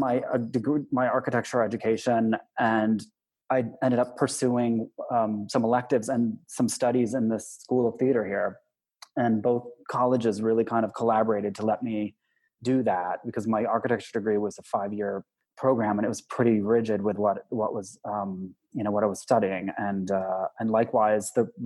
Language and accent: English; Yuma, Arizona, United States; moved away as an adult; also born or lived in Tucson, Arizona; I grew up in Yuma, and I wasn't exposed to a lot of theater. And Yuma is a small town, the southern tip of Arizona